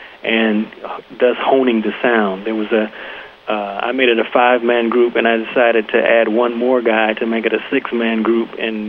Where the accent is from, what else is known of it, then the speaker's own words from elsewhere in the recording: Buffalo, New York, United States; we grew up together in Buffalo, New York.